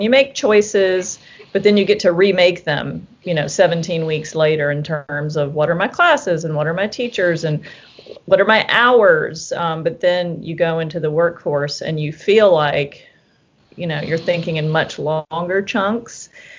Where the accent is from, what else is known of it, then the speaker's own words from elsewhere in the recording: the South, United States; I think growing up in the South, I'd always felt like UVA would be a great place to wind up.